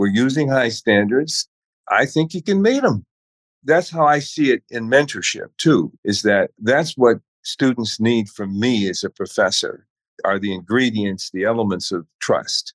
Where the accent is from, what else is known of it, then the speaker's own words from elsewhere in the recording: Chicago, Illinois, United States; coming from the South Side of Chicago as a kid